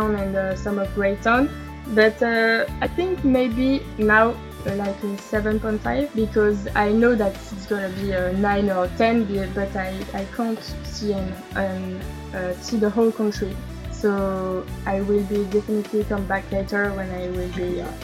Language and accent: English; Strasbourg, Grand Est, France; English is a second language; I'm coming from a town named Strasbourg in the east of France